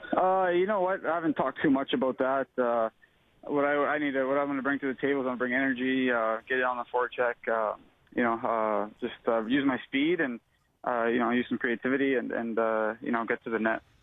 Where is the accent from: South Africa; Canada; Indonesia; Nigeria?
Canada; I'm obviously a Canadian boy